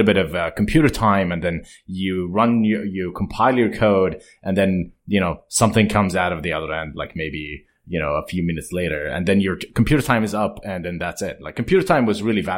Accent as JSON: {"language": "English", "country": "Jordan", "tie": "born or raised there", "moved": "as an adult", "said": "I grew up in Jordan"}